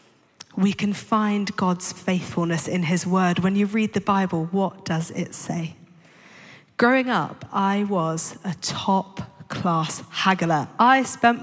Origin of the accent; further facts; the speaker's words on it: London, United Kingdom; I grew up in London to two parents who weren't Christians